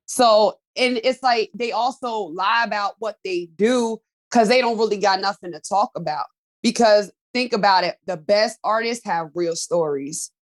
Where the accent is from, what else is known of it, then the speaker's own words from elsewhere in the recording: Pennsylvania, United States; I'm from Pennsylvania.